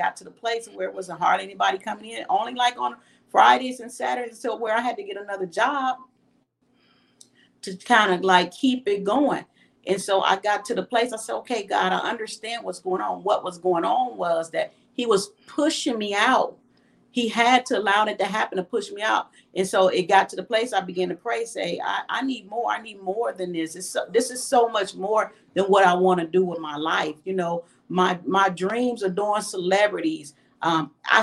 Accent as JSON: {"language": "English", "town": "Peoria", "region": "Illinois", "country": "United States", "moved": "as an adult", "lives_now": "Atlanta, United States", "said": "I'm from Peoria, Illinois"}